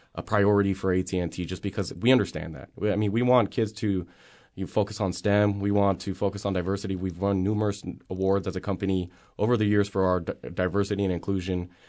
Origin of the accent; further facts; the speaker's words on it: Las Vegas, Nevada, United States; I grew up in Las Vegas. I, I attended high school here